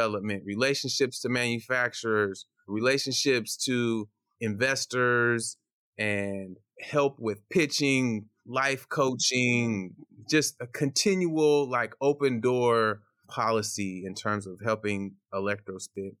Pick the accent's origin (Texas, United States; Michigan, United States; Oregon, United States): Oregon, United States; Portland; also born or lived in Ghana; I came over as a baby to Portland, Oregon.